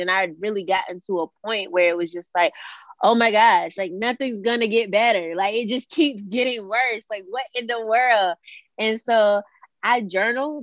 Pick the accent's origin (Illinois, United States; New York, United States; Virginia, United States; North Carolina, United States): Virginia, United States; Suffolk; I am from Suffolk, Virginia. It's a little small city in um, Virginia.